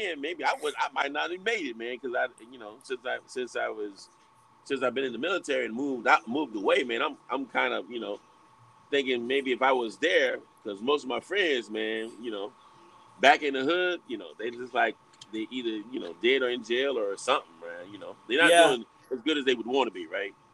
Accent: Alabama, United States; Grew up in Alabama. I was a prime military kid, too. So we moved around

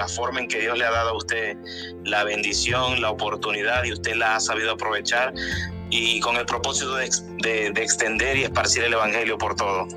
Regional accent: Maracaibo, Zulia, Venezuela; moved away as an adult; also born or lived in Mexico / Dominican Republic / Colombia; now in Houston, United States; yo nací en Venezuela, en una ciudad que se llama Maracaibo

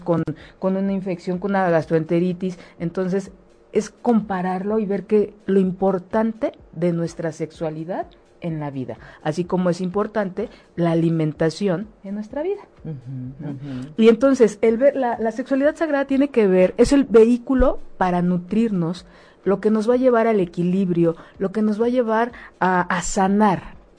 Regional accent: Mexico

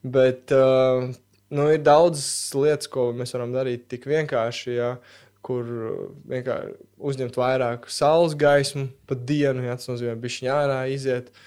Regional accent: Latvia; mums ir paveicies piedzimt Latvijā

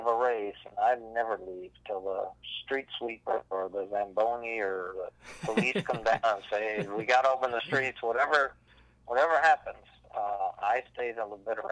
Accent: Pennsylvania, United States; growing up in Pennsylvania

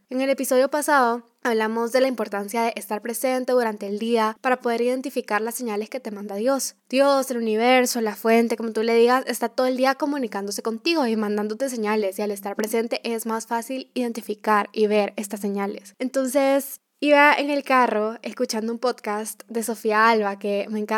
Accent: Guatemala; also born or lived in El Salvador; desde que yo nací en Guatemala y con mis papás nos fuimos a vivir a El Salvador, de que mis papás se separaron, entonces me fui a vivir donde mis abuelos, luego que me regresé a vivir a Guatemala

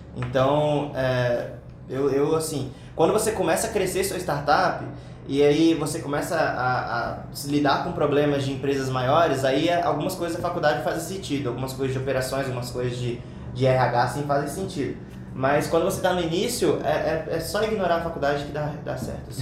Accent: interior of Espírito Santo, Brazil; now in São Paulo, Brazil; eu sou do interior do Espírito Santo

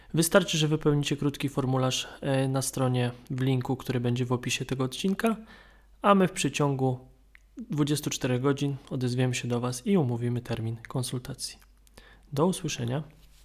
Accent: Kutno, Łódź Voivodeship, Poland; To jest moje miasto, więc nie rób wstydu. Jestem z Kutna

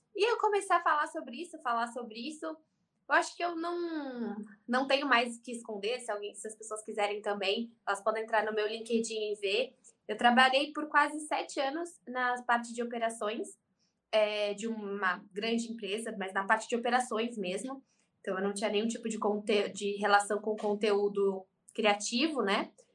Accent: São Paulo, Brazil; eu sou de São Paulo

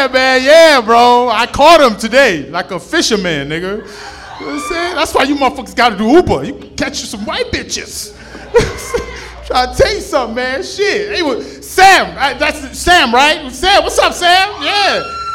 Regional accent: Nigeria; born there; I was born in Nigeria.

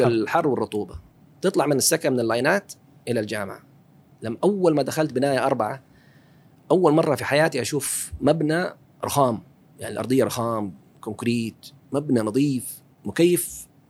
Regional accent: Taif, Makkah Province, Saudi Arabia; born or raised there; moved away as an adult; also born or lived in Dhahran / Seattle, United States

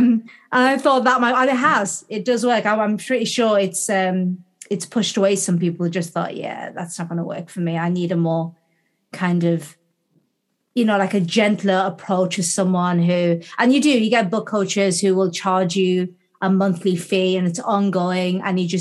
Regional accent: Gateshead, North East England, United Kingdom; I'm back to my hometown of Gateshead. So Gateshead's a couple of miles south of Newcastle-upon-Tyne in the northeast of England.

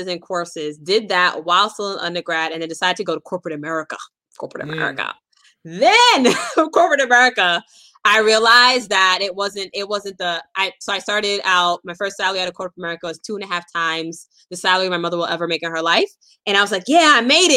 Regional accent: United States; moved away as an adult; also born or lived in Brooklyn, New York / Boston, Massachusetts / Stanford, California; I grew up in Brooklyn, New York, and Boston, Massachusetts

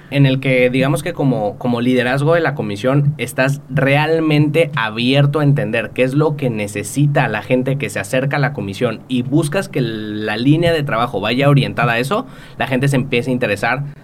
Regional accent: Mexico; me van a traer un despacho de Las Vegas que va a venir y me va a decir cómo constituir mi empresa, como mexicano, qué puedo y qué no puedo hacer en Estados Unidos

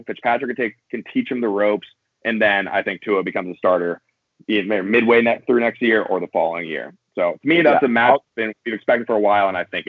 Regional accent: San Diego, California, United States; I'm from San Diego.

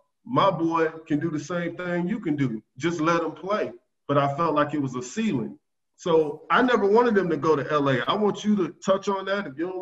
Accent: the South, United States; And I love it that it's in a small market because I'm from the South.

